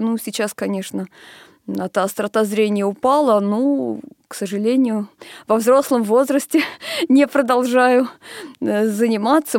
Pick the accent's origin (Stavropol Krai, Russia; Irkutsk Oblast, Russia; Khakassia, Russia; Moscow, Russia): Moscow, Russia; Я родилась в Москве, поэтому мои университеты начались со специализированного